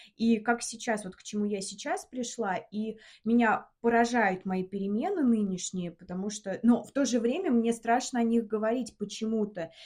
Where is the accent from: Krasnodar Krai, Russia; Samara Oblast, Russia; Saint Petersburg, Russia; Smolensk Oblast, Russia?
Samara Oblast, Russia; Samara; moved away as an adult; now in Moscow, Russia; Мы из Самары сейчас живем в Москве.